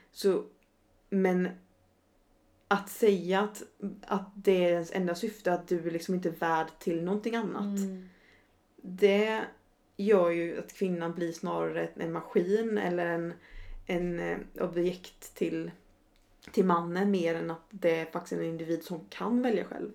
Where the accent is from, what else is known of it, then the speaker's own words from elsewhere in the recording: Sweden; now in Stockholm, Sweden; I'm from a rural village. Mm. Tror jag sa, in Sweden